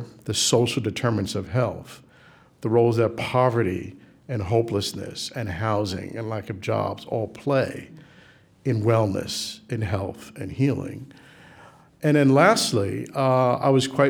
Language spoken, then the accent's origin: English; New York City, New York, United States; We grew up in the South Bronx at a time when it was, you know, it was a challenge